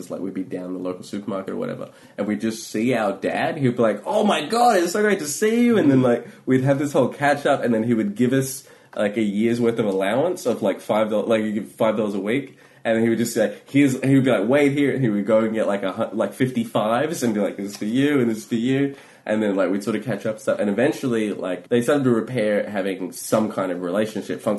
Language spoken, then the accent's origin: English; India; and like and growing up in India, like that's a whole thing about like class and the perception